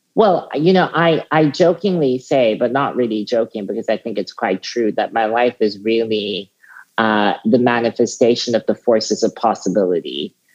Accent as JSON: {"language": "English", "country": "South Africa", "tie": "born or raised there", "said": "as a teenager um, growing up in South Africa"}